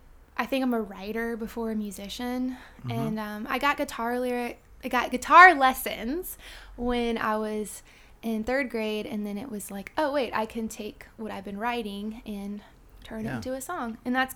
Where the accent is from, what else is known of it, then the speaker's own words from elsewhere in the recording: Mechanicsville, Virginia, United States; So I'm from Mechanicsville, Virginia, which is, like, 15 minutes outside of Richmond. And I was an only child, so I didn't really have, like, siblings to keep me occupied. Raised by a single parent